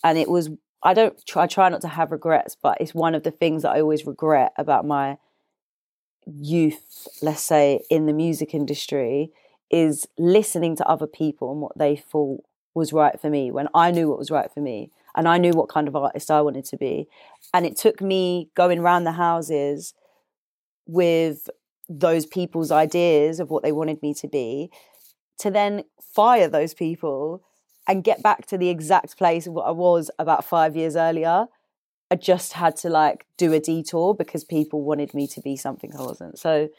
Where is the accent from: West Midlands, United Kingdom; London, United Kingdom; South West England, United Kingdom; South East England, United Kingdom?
London, United Kingdom; Deptford; I'm from Deptford.